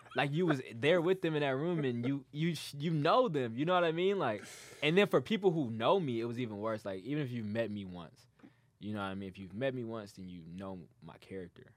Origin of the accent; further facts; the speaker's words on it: Dearborn, Michigan, United States; also born or lived in Detroit; I grew up in Dearborn.